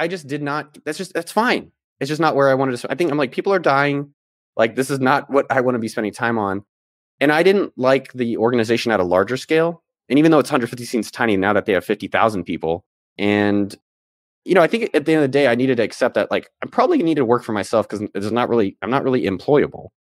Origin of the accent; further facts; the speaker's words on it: Bay Area, California, United States; moved away as an adult; I was born in the Bay Area, so I was born, like, literally, like, a few blocks from Apple's campus. So my whole my first thirty years of my life was all in, immersed in that world.